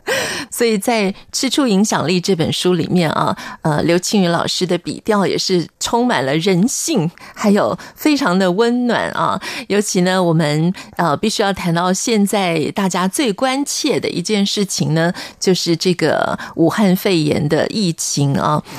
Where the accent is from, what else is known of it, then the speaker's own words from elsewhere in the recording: Taiwan; 我自己小时候也在眷村长大